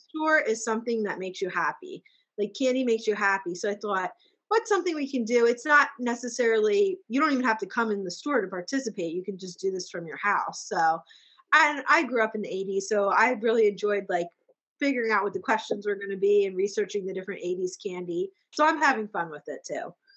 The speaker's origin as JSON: {"language": "English", "town": "Boyertown", "region": "Pennsylvania", "country": "United States", "tie": "born or raised there", "also_born_or_lived": "Douglasville, Pennsylvania", "said": "we lived in Boyertown and then um, Douglasville"}